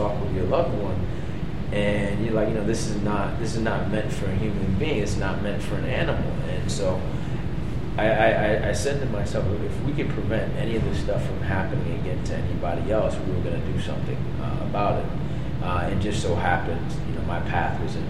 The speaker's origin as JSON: {"language": "English", "town": "New York City", "region": "New York", "country": "United States", "tie": "born or raised there", "said": "I grew up in Brooklyn. I grew up in Fort Greene, in pre-gentrified Brooklyn"}